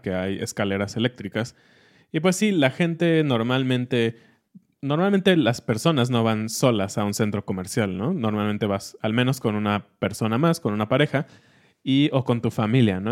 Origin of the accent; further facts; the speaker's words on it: Mexico; como mexicanos